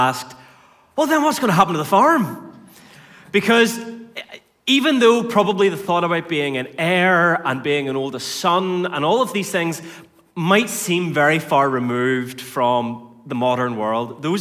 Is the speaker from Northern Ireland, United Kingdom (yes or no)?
yes; North Antrim, Northern Ireland, United Kingdom; I grew up on a farm in North Antrim